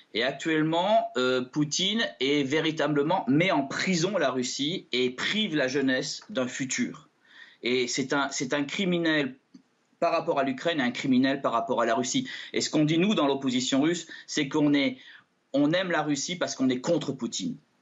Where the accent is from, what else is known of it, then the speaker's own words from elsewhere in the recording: France; Je suis français j'ai des vieilles origines russes